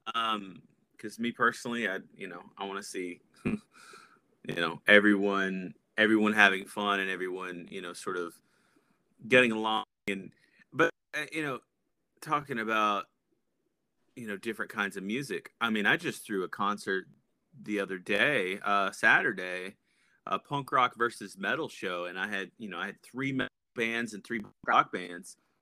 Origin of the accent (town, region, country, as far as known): Paris, Texas, United States; born or raised there; moved away as an adult; also born or lived in North Carolina / Tennessee; now in Columbus, United States